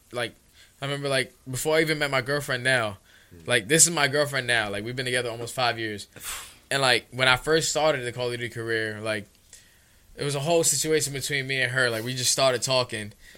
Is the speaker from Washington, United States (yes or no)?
no; New York City, New York, United States; I was a kid from the Bronx from Soundview, literally from where we